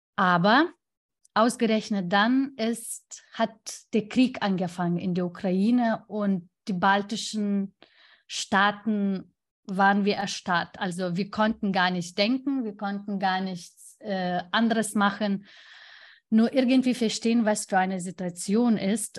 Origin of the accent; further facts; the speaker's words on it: Lithuania; German is a second language; moved away; mein Heimatland